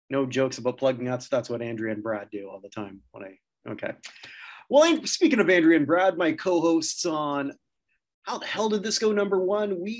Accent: Canada

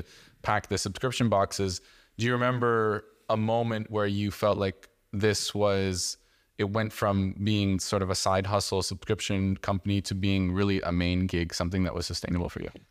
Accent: Canada; growing up in Canada

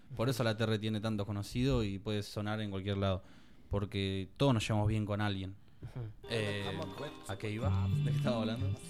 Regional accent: Tandil, Buenos Aires Province, Argentina; los de Tandil no estamos.

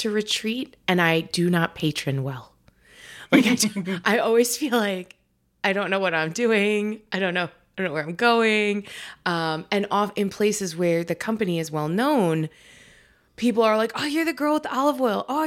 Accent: New York, United States; now in New Hampshire, United States; I'm originally from New York. And now I live up here in New Hampshire.

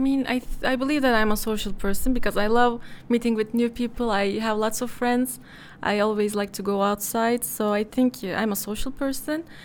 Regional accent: Istanbul, Turkey; I'm from Istanbul. I was born here, but my father is from Bursa. Uh, but I've never lived there

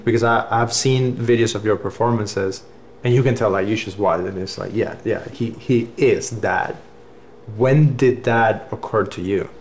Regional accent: Cuba; English is a second language; moved away as an adult; also born or lived in Cleveland, Tennessee / Atlanta; now in United States; I grew up in Cuba. I came to America when I was like 21

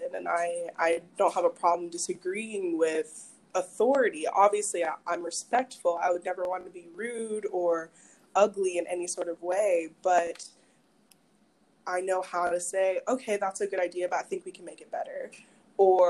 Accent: Madison, Mississippi, United States; also born or lived in Maryland / New York; I grew up here. I'm originally from Maryland, moved to Mississippi when I was 10. So middle school, high school, all of that here

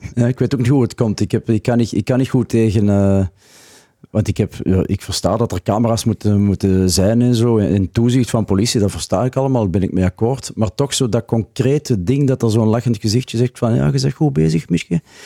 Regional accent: Antwerp province, Flanders, Belgium; moved away as an adult; now in Ghent, Belgium; ik ben eigenlijk van het Antwerpse. Maar ik woon al meer dan 30 jaar in Gent

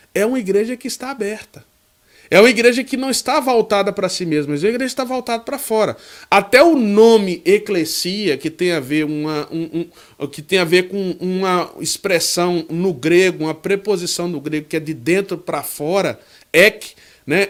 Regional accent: João Dourado, Bahia, Brazil; moved away; eu guardo muito boas lembranças aí dessa terra que é a minha terra

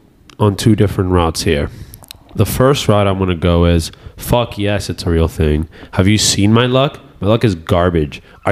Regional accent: New York, United States; born there; I was born in the United States.

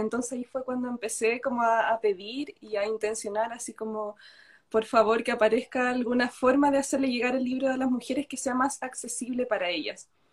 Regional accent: Chile; estoy en Chile, vivo en Chile, nací en Chile.

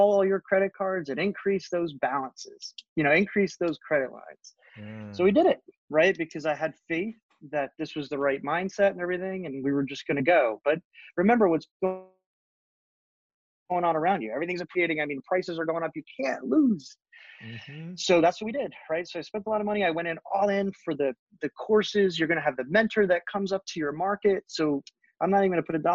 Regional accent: Northern New Jersey, United States; I grew up in Northern New Jersey

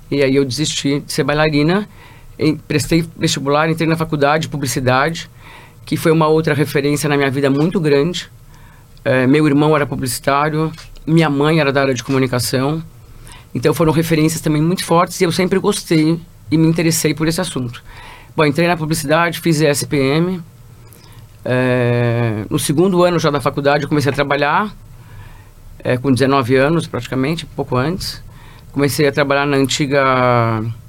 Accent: São Paulo, Brazil; Eu sou de São Paulo

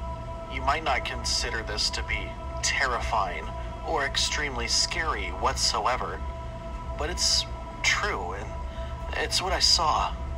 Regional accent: Mesa, Arizona, United States; now in Flagstaff, United States; I'm originally from Mesa, Arizona. A few years ago, my family and I moved up north near Flagstaff for work purposes.

